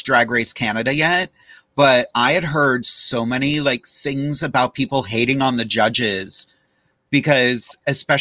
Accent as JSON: {"language": "English", "town": "Rochester", "country": "United States", "said": "I'm from Rochester"}